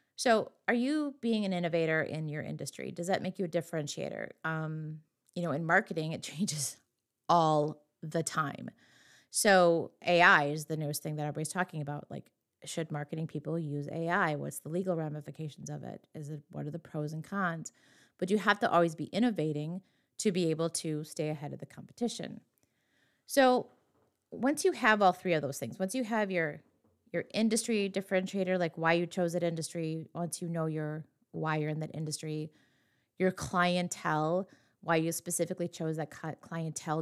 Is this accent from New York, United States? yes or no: no; western Wisconsin, United States; my hometown, my very small hometown in western Wisconsin